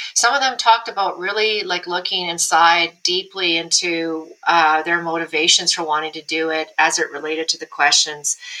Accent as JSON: {"language": "English", "region": "Alberta", "country": "Canada", "tie": "born or raised there", "said": "in Alberta, guy I grew up with in my hometown"}